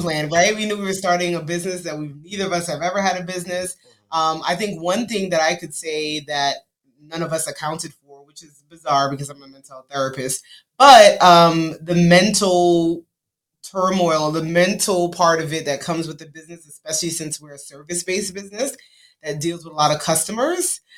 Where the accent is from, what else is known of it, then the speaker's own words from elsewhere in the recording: New York City, New York, United States; moved away as an adult; now in Dallas, United States; we're from Brooklyn, New York. We live in Dallas, Texas, for the now seven years